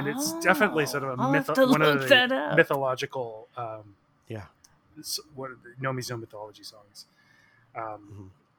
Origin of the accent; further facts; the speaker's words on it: Victoria, British Columbia, Canada; growing up in Victoria